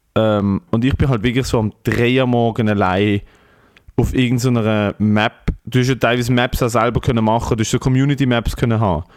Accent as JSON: {"language": "German", "country": "Switzerland", "said": "ich so mit 14, ich so, ja, ich komme aus der Schweiz"}